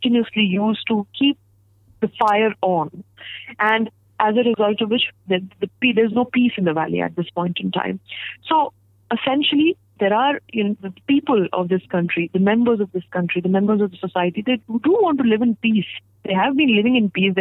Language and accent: English; India; I'm a proud Indian because of the diversity of this country